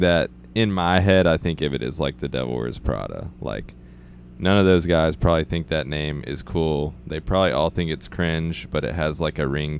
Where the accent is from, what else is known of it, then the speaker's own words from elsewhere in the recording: Texas, United States; growing up in Texas.